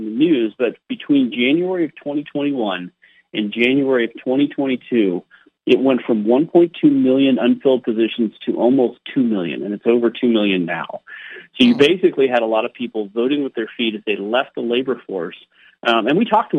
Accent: California, United States; moved away as an adult; now in Idaho, United States; I grew up in California and was an early adopter of leaving that state as well. And I live in beautiful Idaho now

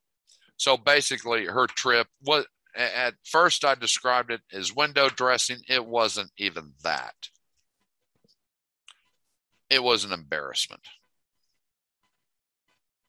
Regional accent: United States; as an American

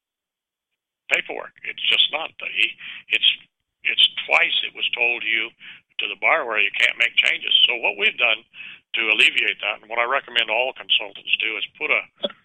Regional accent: Richmond, California, United States; also born or lived in San Pablo, California; Richmond, California, my home town. I grew up in Richmond, California, in San Pablo

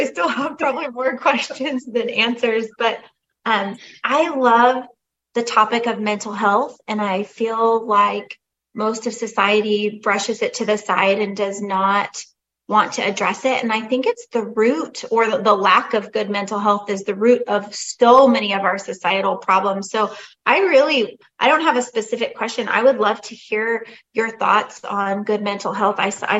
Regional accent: California, United States; moved away as an adult; now in Georgia, United States; I grew up in California, born and raised, and we moved a year and a half ago to Georgia. We're almost in Tennessee, so we're right below Chattanooga.

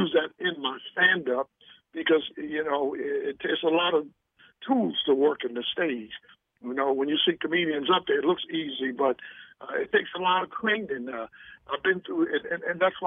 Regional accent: Baltimore, Maryland, United States; my hometown a little props, first of all, Baltimore, where I started my stand-up

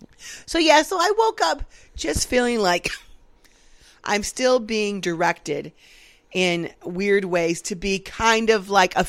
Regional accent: United States; as American

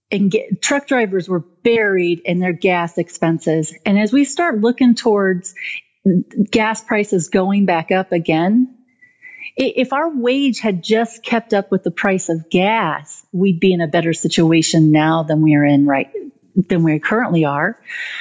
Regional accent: United States; I'm an American too

